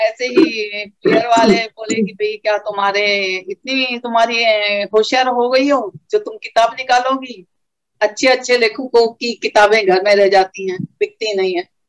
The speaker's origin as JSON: {"language": "Hindi", "town": "Rishikesh", "region": "Uttarakhand", "country": "India", "tie": "born or raised there", "said": "नगरी में हमारे पल्लवित पुष्पित हुए वही हमारा जन्म स्थान है"}